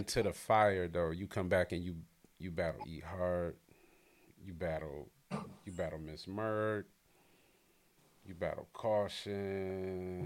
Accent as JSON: {"language": "English", "town": "Detroit", "region": "Michigan", "country": "United States", "said": "I'm from Detroit"}